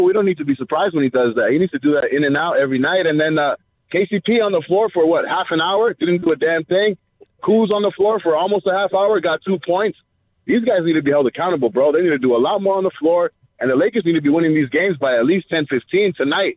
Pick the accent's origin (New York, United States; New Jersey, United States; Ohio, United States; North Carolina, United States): Ohio, United States; now in Riverside, United States; I'm from Ohio